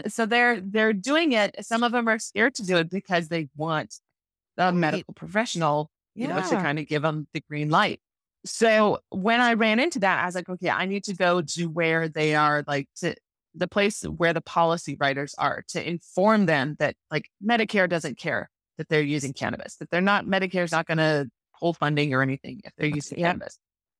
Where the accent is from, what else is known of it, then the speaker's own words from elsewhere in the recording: Wisconsin, United States; I grew up in northern Wisconsin.